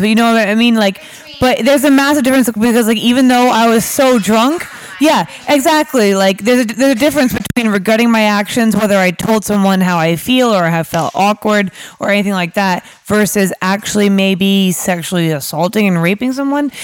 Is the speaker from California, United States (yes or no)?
no; New York, United States; moved away as an adult; now in London, United Kingdom; I'm from New York originally, um, but my, my parents are Irish